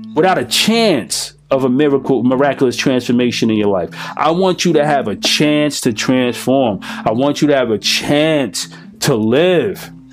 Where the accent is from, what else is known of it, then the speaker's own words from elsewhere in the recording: United States; I'm American.